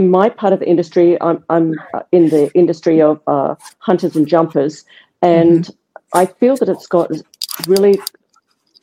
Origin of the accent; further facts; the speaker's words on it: Australia; I'm Australian